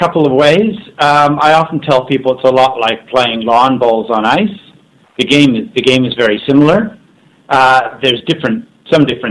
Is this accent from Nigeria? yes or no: no; Winnipeg, Manitoba, Canada; moved away as an adult; now in Melbourne, Australia; you can probably tell by my accent. I grew up in Canada, in the city of Winnipeg, which is a big curling capital over there